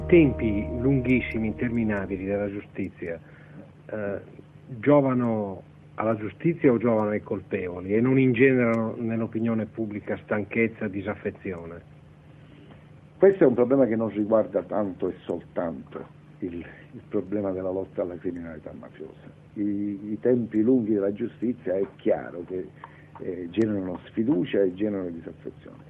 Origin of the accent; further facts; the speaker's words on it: Sicily, Italy; Io sono siciliano